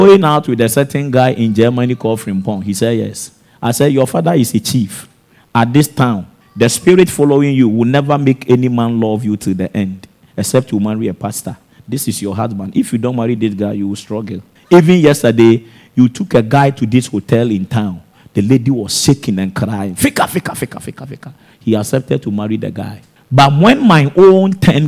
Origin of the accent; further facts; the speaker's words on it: Techiman, Bono East, Ghana; also born or lived in Accra / Italy; my home town in Techiman